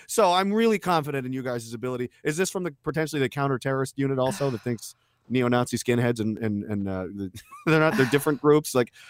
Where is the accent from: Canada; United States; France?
Canada